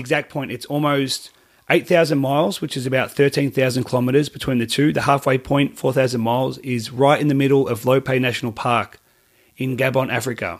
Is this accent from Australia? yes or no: yes; Australia; I'm Australian